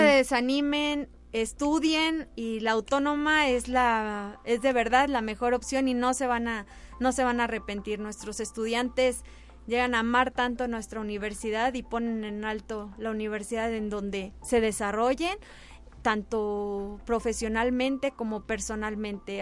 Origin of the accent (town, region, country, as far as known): Mexico